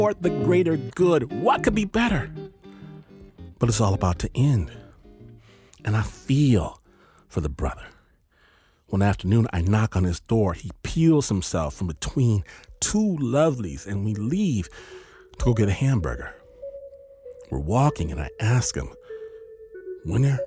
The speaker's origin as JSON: {"language": "English", "region": "Michigan", "country": "United States", "said": "I'm from Michigan, not LA, not New York"}